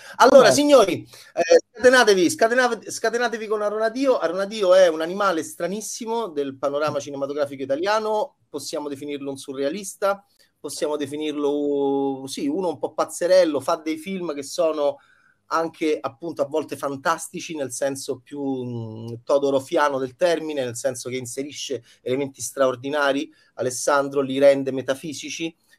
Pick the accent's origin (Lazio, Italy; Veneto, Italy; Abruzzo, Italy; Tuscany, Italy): Lazio, Italy; Rome; also born or lived in Milan; da romano orrido quale sono